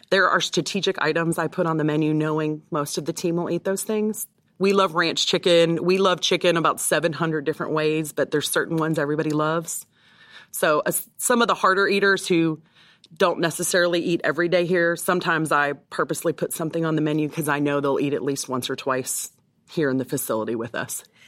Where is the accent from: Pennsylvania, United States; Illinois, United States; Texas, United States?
Texas, United States; moved away as an adult; now in Tampa, United States; I grew up in Texas and so I'm very familiar with cattle